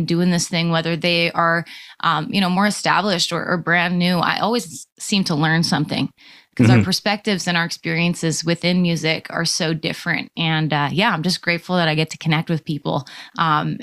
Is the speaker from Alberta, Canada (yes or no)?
yes; Stavely, Alberta, Canada; now in Calgary, Canada; I actually live in Calgary, Alberta now, but I grew up in Stavely, Alberta